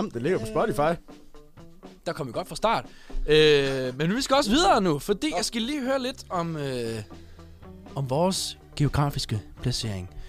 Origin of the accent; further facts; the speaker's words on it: Herning, Central Denmark Region, Denmark; Øh, et, en lille by i Midtjylland.